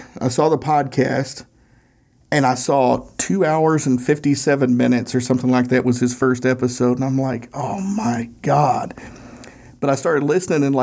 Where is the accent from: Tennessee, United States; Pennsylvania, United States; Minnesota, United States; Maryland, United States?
Tennessee, United States; Northeast; accent: Tennessee accent; We're both from Northeast Tennessee